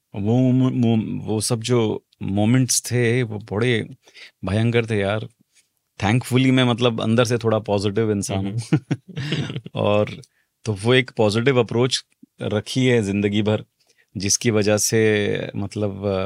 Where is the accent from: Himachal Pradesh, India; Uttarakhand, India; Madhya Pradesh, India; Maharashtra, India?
Maharashtra, India; Mumbai; मैं मुंबई बेस्ड बंदा हूँ मतलब महाराष्ट्र में पैदा पला बड़ा हूँ मालवनी का हूँ